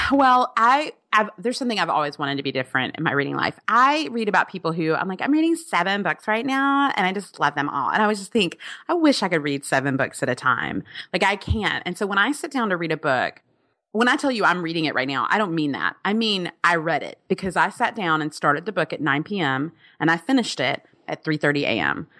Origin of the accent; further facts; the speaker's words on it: Alabama, United States; I'm from Alabama